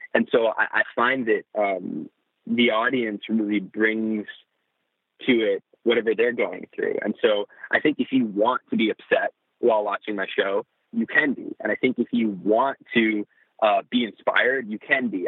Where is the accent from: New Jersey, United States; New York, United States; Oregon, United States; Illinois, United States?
New Jersey, United States; I grew up in New Jersey.